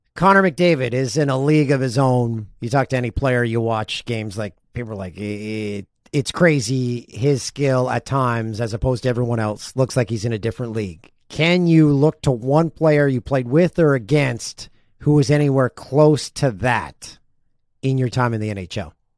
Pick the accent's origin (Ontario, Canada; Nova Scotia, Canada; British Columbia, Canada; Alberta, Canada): Ontario, Canada; Peterborough; my hometown of Peterborough